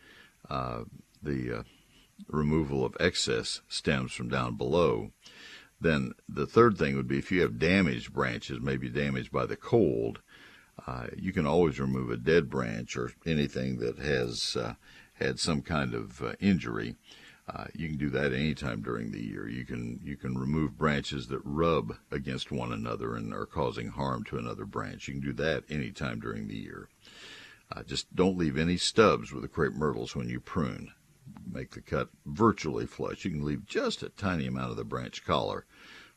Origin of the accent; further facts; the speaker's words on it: McKinney, Texas, United States; In my hometown of McKinney, northeast of Dallas